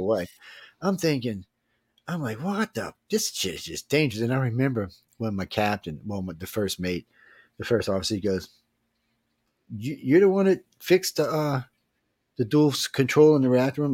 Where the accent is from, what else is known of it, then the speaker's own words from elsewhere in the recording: New Orleans, Louisiana, United States; I'm from New Orleans